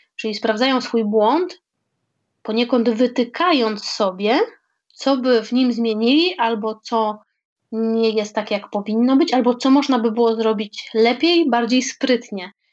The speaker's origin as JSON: {"language": "Polish", "town": "Krosno", "region": "Subcarpathian Voivodeship", "country": "Poland", "tie": "born or raised there", "moved": "as an adult", "lives_now": "Warsaw, Poland", "said": "z mojego rodzinnego miasta Krosna"}